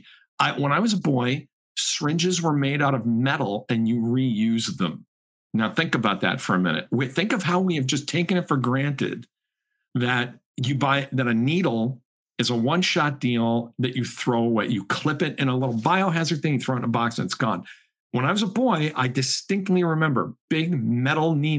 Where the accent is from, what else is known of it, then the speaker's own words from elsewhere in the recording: Chicopee, Massachusetts, United States; My hometown was the world headquarters of Spalding, the sports company